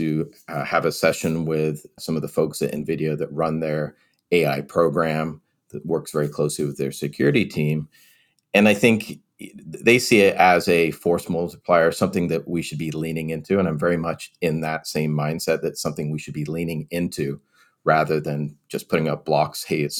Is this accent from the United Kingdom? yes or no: yes; England, United Kingdom; also born or lived in California; now in United States; Now, so I am originally from England, so my parents would probably say data.